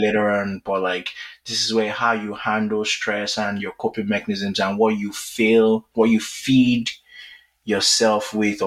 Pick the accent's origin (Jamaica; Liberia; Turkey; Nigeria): Nigeria; as a Nigerian